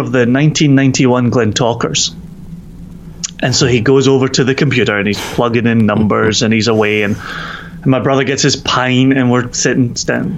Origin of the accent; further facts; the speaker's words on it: Scotland, United Kingdom; now in Virginia, United States; we're Scottish